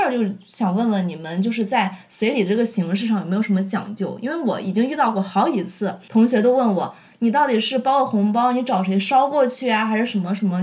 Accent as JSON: {"language": "Chinese", "region": "Shandong", "country": "China", "moved": "yes", "said": "在我们山东那里啊，反正就是在我那儿，他接亲和仪式都是在上午，正餐是在中午吃的"}